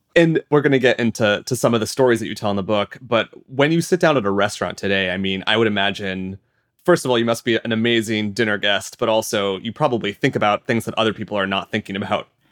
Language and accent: English; Iowa, United States; I'm from Iowa in the U S and my house is not far at all from massive fields of corn and soy